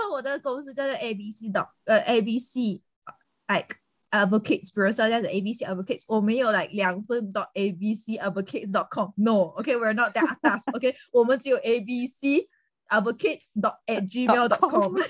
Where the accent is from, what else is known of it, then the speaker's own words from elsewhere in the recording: Fuzhou, Fujian, China; 我们就是福州人啊